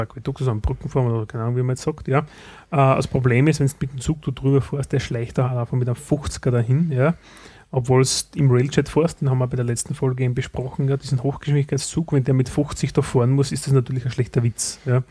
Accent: Styria, Austria; bei uns in der Steiermark

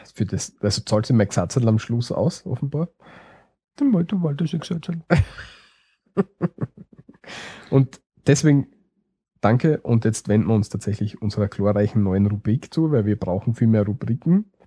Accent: Austria

